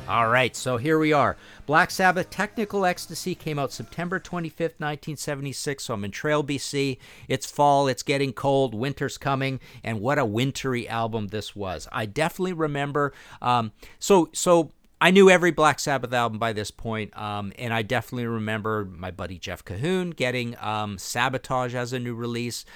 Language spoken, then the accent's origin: English; Canada; being Canadian, being next to the States, being thirteen, being kids